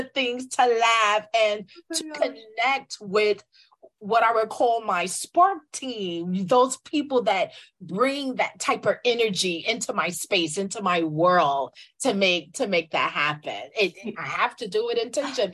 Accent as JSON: {"language": "English", "region": "New York", "country": "United States", "tie": "born or raised there", "also_born_or_lived": "the Carolinas", "said": "I am a New Yorker. I'm a native New Yorker."}